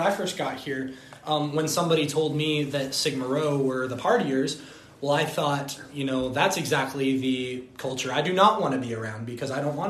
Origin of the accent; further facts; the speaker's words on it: Colorado, United States; moved away as an adult; I'm from Colorado.